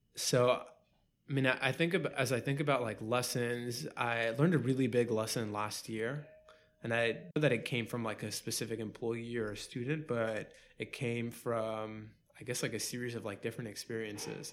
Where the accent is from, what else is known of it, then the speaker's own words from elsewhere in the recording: New York City, New York, United States; born and raised in Queens.